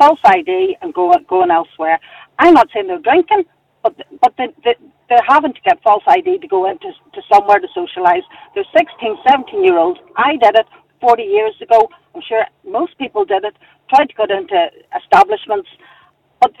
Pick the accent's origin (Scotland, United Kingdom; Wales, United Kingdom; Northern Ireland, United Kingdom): Northern Ireland, United Kingdom; Lurgan; I'm from Lurgan